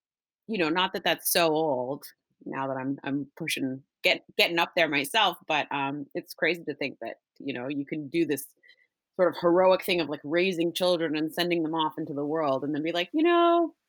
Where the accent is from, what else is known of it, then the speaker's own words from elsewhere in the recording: Nova Scotia, Canada; also born or lived in Massachusetts; I'm originally from Nova Scotia and moved a lot as a kid. But after university, worked at a couple restaurants in Halifax and then ended up getting sort of scooped up and going to Massachusetts.